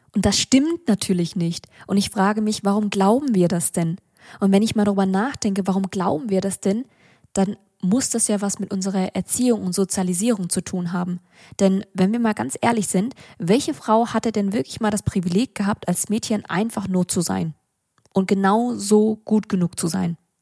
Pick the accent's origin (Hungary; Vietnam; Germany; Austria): Vietnam; für mich als Vietnamesin und Arbeiterkind